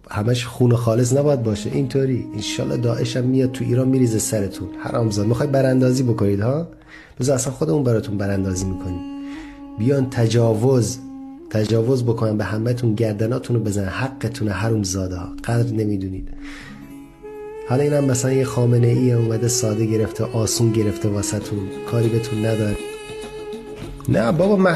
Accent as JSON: {"language": "Persian", "country": "Lebanon", "second_language": "Persian", "said": "من لبنانی هم. از لبنان هستم"}